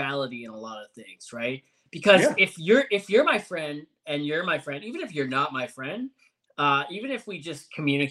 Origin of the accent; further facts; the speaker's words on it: Ontario, Canada; moved away; also born or lived in Alberta; I was from Ontario